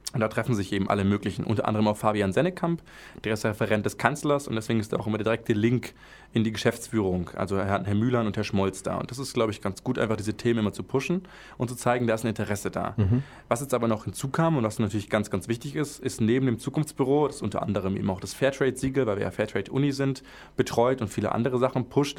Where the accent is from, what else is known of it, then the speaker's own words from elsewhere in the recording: Swabia, Baden-Württemberg, Germany; accent: Swabian; als Schwabe